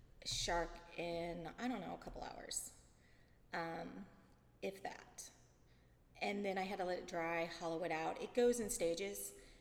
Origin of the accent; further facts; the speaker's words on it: St. Louis, Missouri, United States; And I came from St. Louis, so when we first started dating, I was a Blues fan.